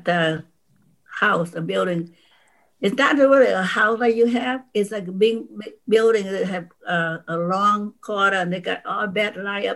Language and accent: English; Vietnam; English is a second language; also born or lived in North Vietnam / South Vietnam; now in United States; we came from North Vietnam to South Vietnam